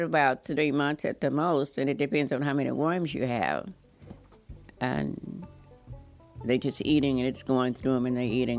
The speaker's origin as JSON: {"language": "English", "region": "Louisiana", "country": "United States", "tie": "born or raised there", "said": "I grew up in Louisiana, and I'd had a lot of experience with farm work."}